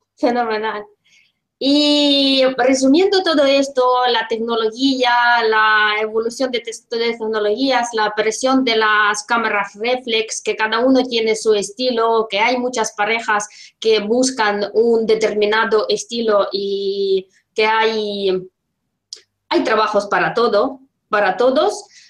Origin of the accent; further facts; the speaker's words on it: Russia; Spanish is a second language; now in Spain; yo soy rusa, vivo en España